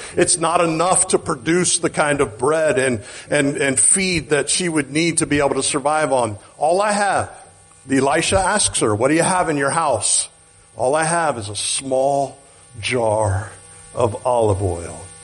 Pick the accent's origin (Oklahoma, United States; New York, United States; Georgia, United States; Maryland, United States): Oklahoma, United States; I'm from Oklahoma